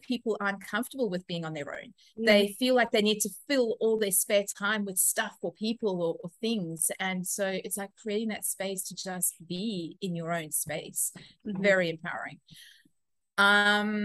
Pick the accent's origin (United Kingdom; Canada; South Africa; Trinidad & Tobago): South Africa; now in Australia; I am originally from South Africa, but living in Australia at the moment.